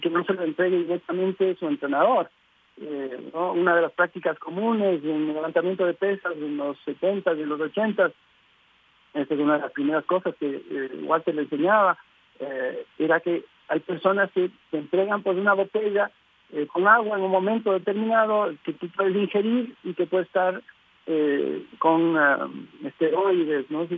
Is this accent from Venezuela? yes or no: no; Ecuador